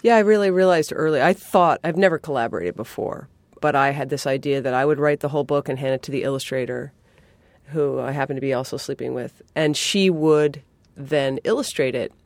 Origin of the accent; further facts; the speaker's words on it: New England, United States; I'm from New England